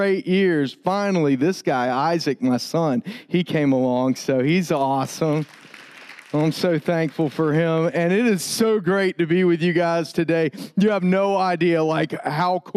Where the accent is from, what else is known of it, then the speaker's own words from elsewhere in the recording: Tallahassee, Florida, United States; moved away; I grew up in Tallahassee, Florida